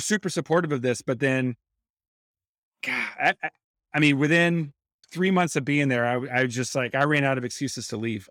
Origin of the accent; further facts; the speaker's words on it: North Carolina, United States; I grew up in North Carolina